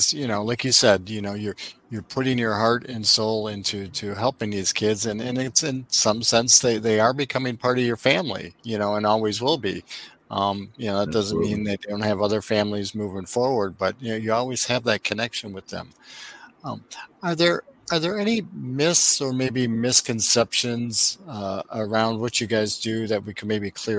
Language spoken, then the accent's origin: English; Wisconsin, United States; now in Florida, United States; I'm from Wisconsin. I wanted to get to Florida.